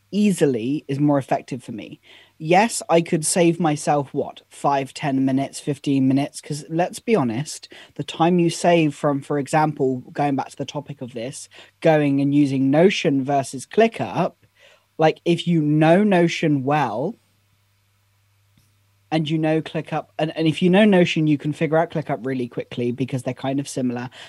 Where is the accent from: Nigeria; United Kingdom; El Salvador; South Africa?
United Kingdom; I am, I am British after all.